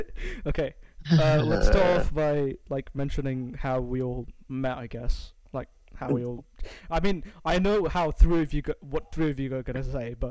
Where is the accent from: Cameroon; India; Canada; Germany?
India; now in Norway; I'm an Indian donut, and I live in Norway